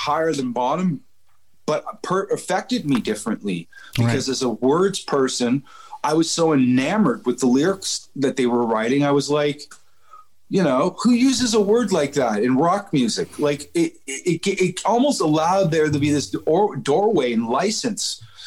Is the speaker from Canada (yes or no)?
yes; Canada; a young Canadian man